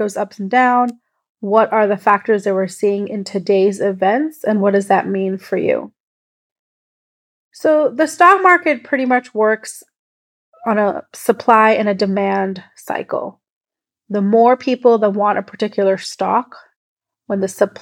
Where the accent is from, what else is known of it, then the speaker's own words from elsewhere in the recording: Kuwait; I was born and brought up in Kuwait in the Middle East